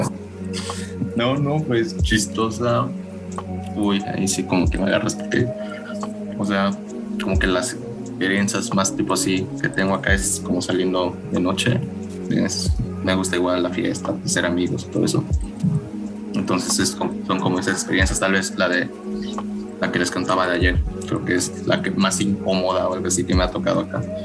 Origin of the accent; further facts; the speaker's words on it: Mexico; moved away; nosotros como mexicanos